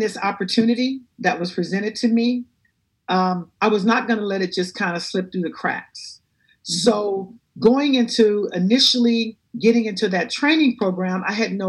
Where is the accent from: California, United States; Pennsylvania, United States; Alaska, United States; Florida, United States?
California, United States; Compton; I grew up in Compton in the inner city